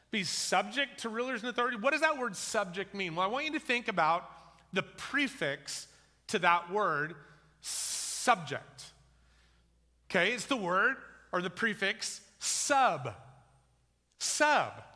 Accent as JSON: {"language": "English", "country": "United States", "also_born_or_lived": "New Zealand", "said": "I'm an American"}